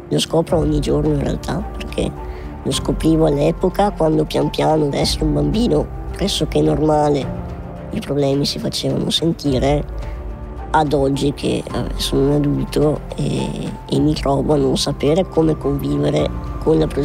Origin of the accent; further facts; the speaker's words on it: Schio, Veneto, Italy; born there; Io sono nato a Schio, comunque paese in provincia di Vicenza, profondo Veneto